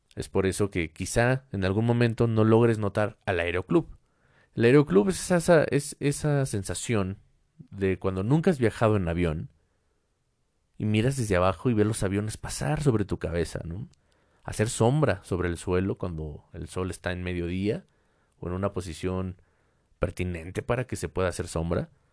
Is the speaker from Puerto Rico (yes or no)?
no; Mexico; en mi país México